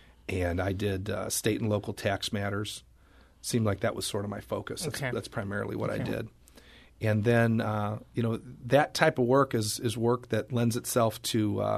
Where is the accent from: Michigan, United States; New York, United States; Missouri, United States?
Missouri, United States; St. Louis; No, I was born in St. Louis. Lived in St. Louis my entire life.